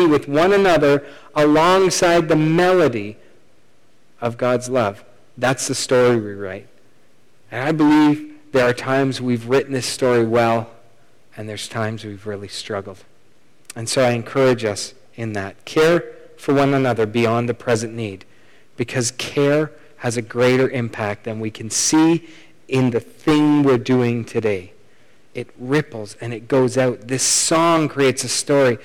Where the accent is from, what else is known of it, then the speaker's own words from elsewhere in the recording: Canada; We're Canadian